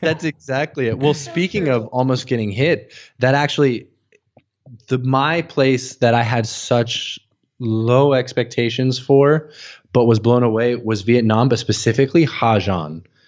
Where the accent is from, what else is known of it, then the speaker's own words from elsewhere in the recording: United States; moved away as an adult; growing up as an American